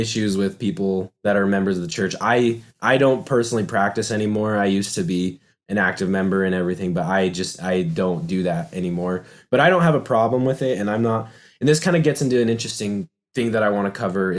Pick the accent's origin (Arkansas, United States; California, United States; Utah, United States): Utah, United States; Orem; I grew up in Utah and I definitely 100% Utah County, Orem, Utah